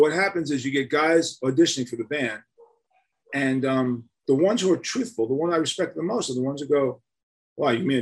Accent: New York City, New York, United States; growing up in Manhattan in the 60s

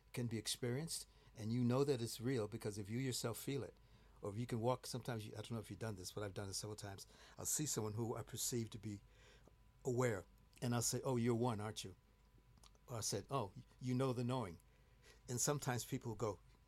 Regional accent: Chicago, Illinois, United States; now in London, United Kingdom; I'm from Chicago.

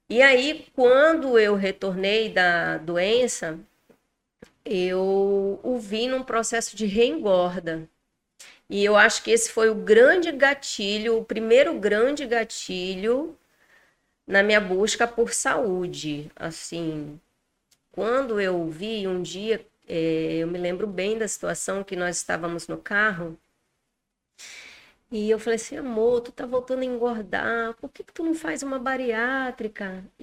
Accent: Porto Velho, Rondônia, Brazil; now in Manaus, Brazil; Sou natural de Porto Velho, Rondônia. Estou em Manaus há apenas um ano e dois meses.

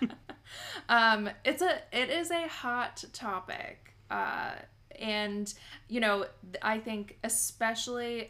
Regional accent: United States; I am from the States

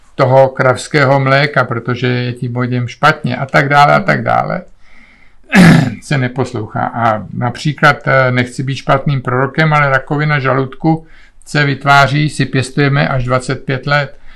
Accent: Czechia; moved away as an adult; also born or lived in Olomouc / Canada; jsme Češi

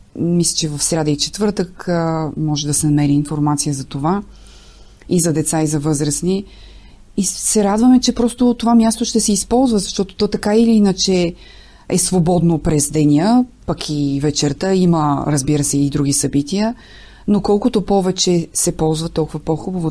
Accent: Nesebar, Burgas Province, Bulgaria; now in Sofia, Bulgaria; от Несебър, макар че живея в София

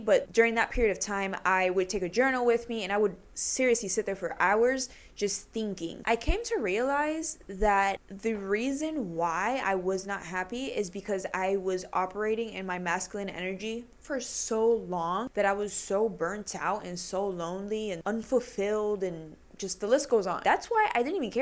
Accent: Puerto Rico; I'm Puerto Rican

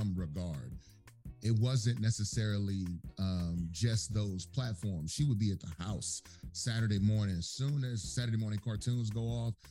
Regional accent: Texas, United States; I grew up in Texas

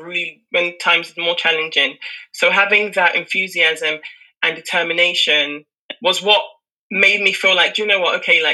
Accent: Nigeria; And that admiration of a Nigerian woman is what I identify with, even as myself as a Nigerian woman.

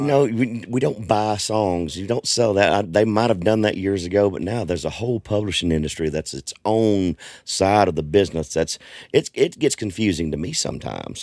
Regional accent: Southwest Arkansas, United States; also born or lived in East Texas; I grew up in Arkansas. I'm originally from East Texas.

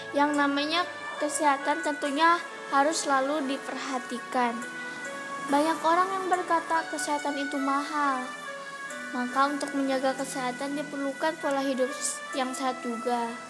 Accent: Tasikmalaya, West Java, Indonesia; Asal saya dari kota Tasikmalaya Umur saya 13 tahun

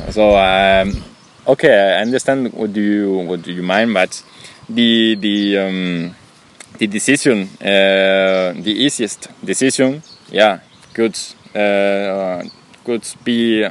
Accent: Spain; English is a second language; And when you come from another countries, for example, I come from Spain, you from Russian, we have a difference.

